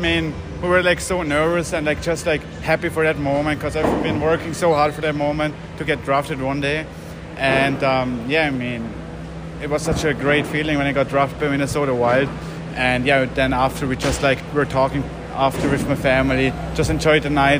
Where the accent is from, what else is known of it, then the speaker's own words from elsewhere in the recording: Austria; moved away; also born or lived in Switzerland; it's my home country.